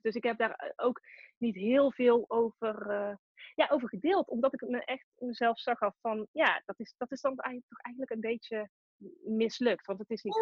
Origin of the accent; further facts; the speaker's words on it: Tilburg, North Brabant, Netherlands; Ik kom uit Tilburg, dat hoor je misschien ook wel.